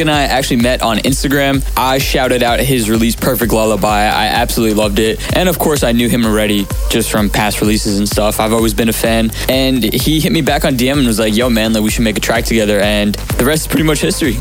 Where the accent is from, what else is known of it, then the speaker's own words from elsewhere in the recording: New York, United States; I'm from New York